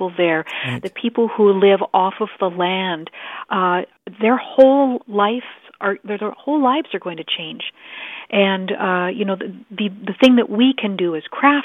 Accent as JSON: {"language": "English", "country": "Canada", "lives_now": "Ottawa, Canada", "said": "as a Canadian"}